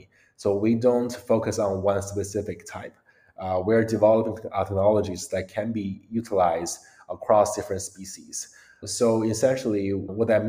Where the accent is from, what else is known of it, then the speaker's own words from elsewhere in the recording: Beijing, China; moved away as an adult; also born or lived in United States; I grew up in China, Beijing, and actually moved to the US around 11 years ago